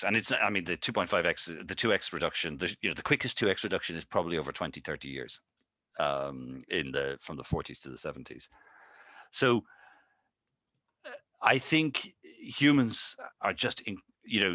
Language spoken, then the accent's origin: English; Ireland; I'm from Ireland